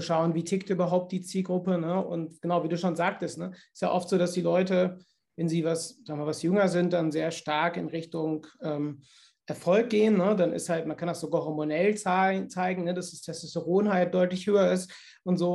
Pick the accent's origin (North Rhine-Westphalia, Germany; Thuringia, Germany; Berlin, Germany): North Rhine-Westphalia, Germany; Cologne; bei uns in Köln